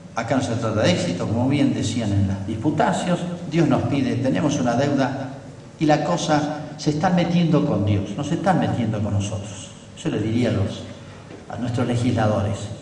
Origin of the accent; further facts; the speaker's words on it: Argentina; yo soy argentino, vivo acá